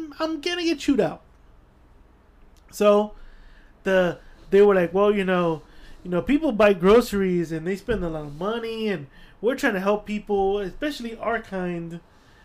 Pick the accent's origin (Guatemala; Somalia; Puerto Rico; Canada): Guatemala; also born or lived in El Salvador; now in United States; I'm from Guatemala